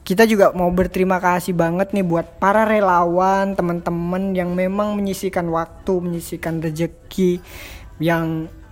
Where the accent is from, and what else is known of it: Java, Indonesia